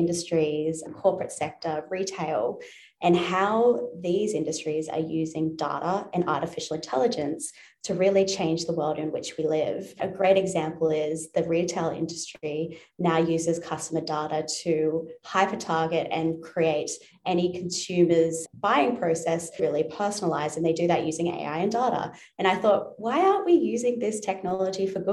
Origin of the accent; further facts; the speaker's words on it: Newcastle, New South Wales, Australia; now in Sydney, Australia; I grew up in Newcastle, New South Wales on the coast. So I'm currently based in Sydney, about 2 hours north